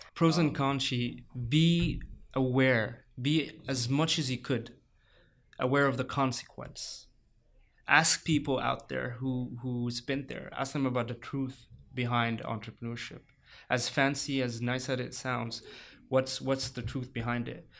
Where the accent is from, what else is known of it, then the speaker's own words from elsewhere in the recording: Saudi Arabia; also born or lived in Egypt / Cairo, Egypt; now in San Diego, United States; I grew up in, in Saudi Arabia. Uh, I moved then later to Egypt.